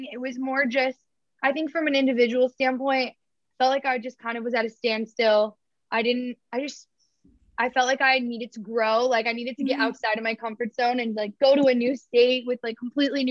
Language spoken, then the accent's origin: English; Georgia, United States; I'm from Georgia